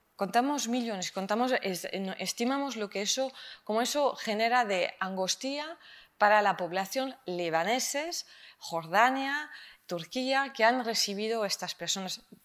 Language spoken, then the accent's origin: Spanish; France; Spanish is a second language; now in Spain; A mí como francesa me llamó la atención cuando llegué y ahora lo conozco de corazón, mi DNI español